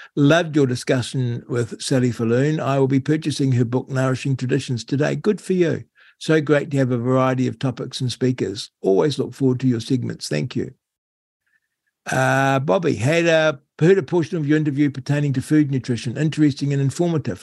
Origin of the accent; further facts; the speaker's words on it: New Zealand; how I loved growing up in New Zealand. Uh, to be fair, I found it a little, little bit boring you know, small town New Zealand